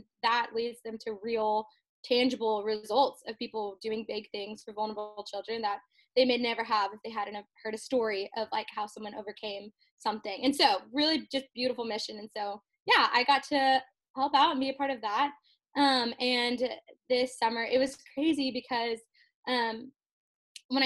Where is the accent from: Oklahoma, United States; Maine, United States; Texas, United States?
Texas, United States; College Station; I'm from College Station